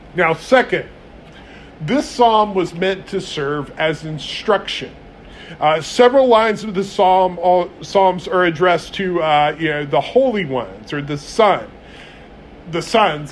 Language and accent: English; United States; as American Christians